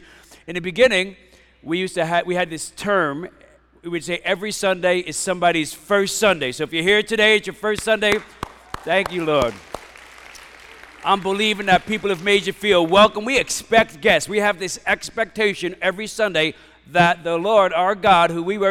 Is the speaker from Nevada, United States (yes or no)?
no; New York City, New York, United States; I grew up in Bensonhurst, Brooklyn